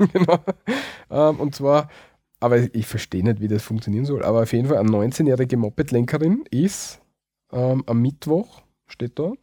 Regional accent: Austria; bei uns in Österreich

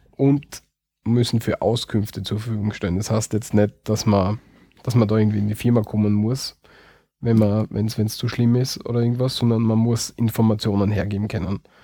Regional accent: Austria; bei uns in Österreich

